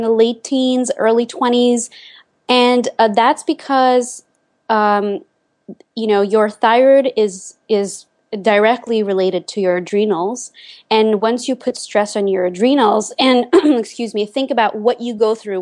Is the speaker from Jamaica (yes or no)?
no; Lithuania; moved away as an adult; now in United States; I spent my childhood and my teenage years in Lithuania